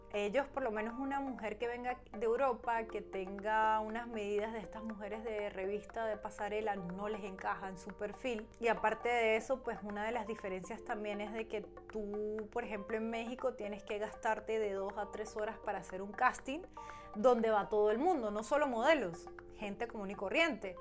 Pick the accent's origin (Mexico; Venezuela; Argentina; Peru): Venezuela; now in Germany; como buena venezolana